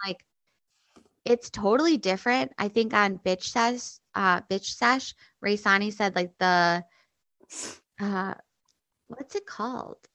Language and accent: English; Chicago, Illinois, United States; also born or lived in New York City / Nashville, Tennessee / New Hampshire; I grew up in Chicago